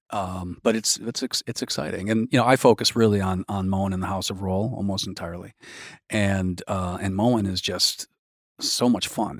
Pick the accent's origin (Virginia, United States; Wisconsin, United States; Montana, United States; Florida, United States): Wisconsin, United States; Milwaukee; I grew up in Milwaukee